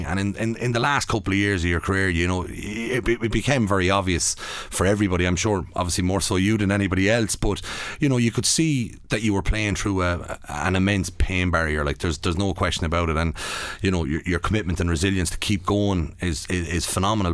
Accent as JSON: {"language": "English", "town": "Athlone", "region": "Leinster", "country": "Ireland", "tie": "born or raised there", "said": "I was growing up in Athlone"}